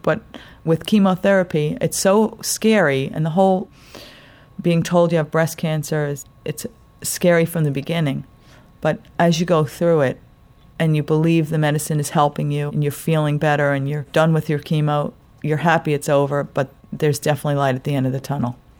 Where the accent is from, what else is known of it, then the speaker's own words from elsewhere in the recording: New York, United States; also born or lived in Long Island; I'm from New York. I live out on Long Island